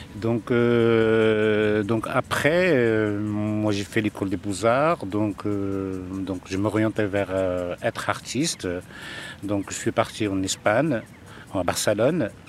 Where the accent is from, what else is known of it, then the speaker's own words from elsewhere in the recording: Casablanca, Casablanca-Settat, Morocco; j'ai passé mon enfance ici à Casablanca, je suis né à Casablanca